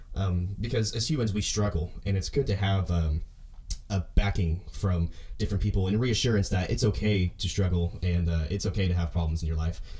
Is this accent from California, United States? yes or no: no; Owasso, Oklahoma, United States; I'm from Oklahoma, a small town called Owasso, Oklahoma, and uh, I grew up doing high school band